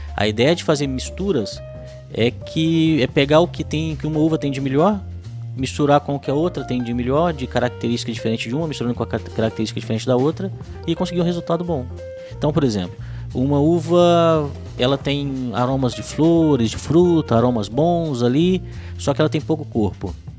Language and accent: Portuguese; Minas Gerais, Brazil; Eu, como mineiro